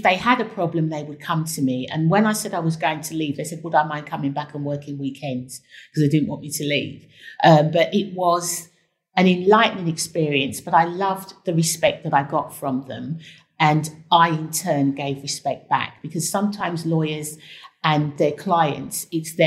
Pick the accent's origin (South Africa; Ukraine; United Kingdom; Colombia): United Kingdom; London; accent: Cockney; I also brought my Cockney accent, which really made a difference because they had not come across the lawyer with a Cockney accent who was a black woman who was from Tottenham.